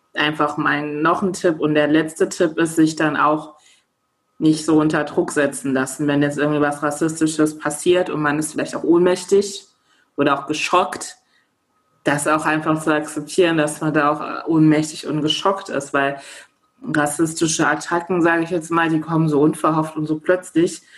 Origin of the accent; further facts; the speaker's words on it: Germany; ich ähm, in Deutschland geboren worden bin